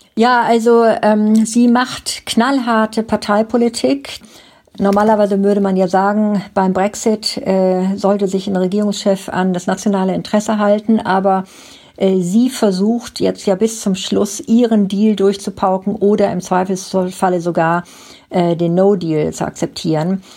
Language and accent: German; Germany; now in United Kingdom; bei uns in Deutschland